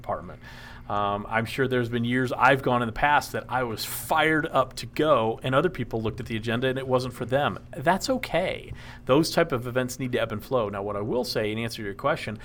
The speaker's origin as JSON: {"language": "English", "town": "Dallas", "region": "Texas", "country": "United States", "tie": "born or raised there", "moved": "yes", "lives_now": "Tennessee, United States", "said": "I grew up in Dallas. So, and I love Dallas. That's I consider Texas my home. Even though I live in Tennessee, that's home"}